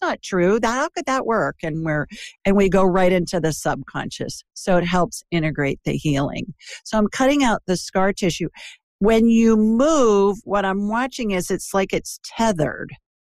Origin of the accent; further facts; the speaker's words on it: Ohio, United States; now in Birmingham, United States; I'm obviously not from the South. I'm a Yankee who's transplanted. Are you? Yeah, Ohio.